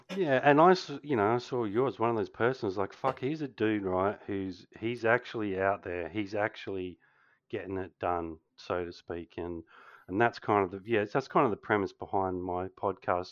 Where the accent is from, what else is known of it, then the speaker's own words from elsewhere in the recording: Australia; being a Kiwi, obviously, um, Australian